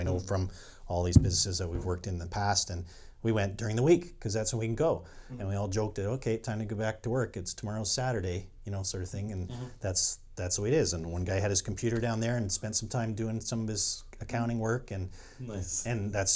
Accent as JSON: {"language": "English", "town": "St. George", "region": "Ontario", "country": "Canada", "tie": "born or raised there", "said": "he was a dairy farmer when I was growing up in St. George, Ontario."}